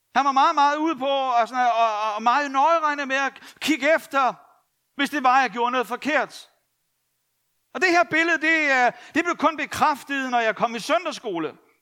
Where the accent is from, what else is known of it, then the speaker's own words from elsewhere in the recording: Copenhagen, Capital Region of Denmark, Denmark; jeg var københavner